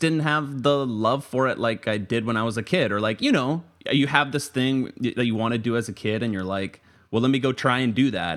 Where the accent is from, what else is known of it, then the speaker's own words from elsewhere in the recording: Tampa, Florida, United States; also born or lived in Orlando, Florida; I'm from Tampa, Florida, so not far from Orlando where I went to school and worked for a little bit